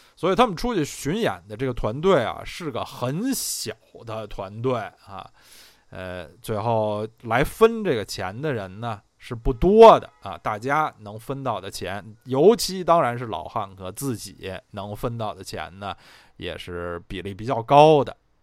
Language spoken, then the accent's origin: Chinese; Beijing, China; 我虽然是土生土长北京人，在北京也住了，住了得有三十八九年，但是从来没有在二环路的里边住过啊